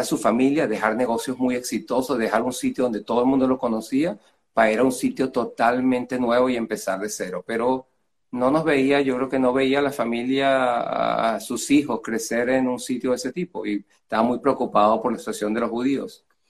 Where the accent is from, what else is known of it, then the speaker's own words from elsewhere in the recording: Venezuela; moved away as an adult; also born or lived in Tangier, Morocco; now in United States; I was born in Africa, grew up in, Latin America